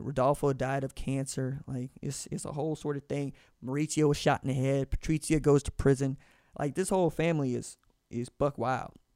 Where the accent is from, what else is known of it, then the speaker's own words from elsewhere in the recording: Tulsa, Oklahoma, United States; I'm from Tulsa, Oklahoma